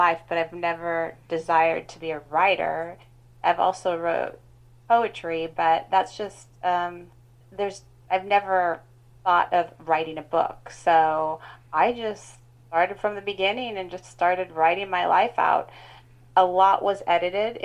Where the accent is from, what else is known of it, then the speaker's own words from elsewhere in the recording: Pacific Northwest, United States; also born or lived in Kitsap Peninsula, Washington; I grew up in the Pacific Northwest